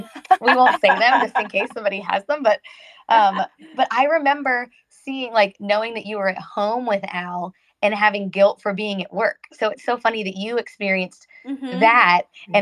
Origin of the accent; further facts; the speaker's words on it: North Carolina, United States; moved away as an adult; I am from North Carolina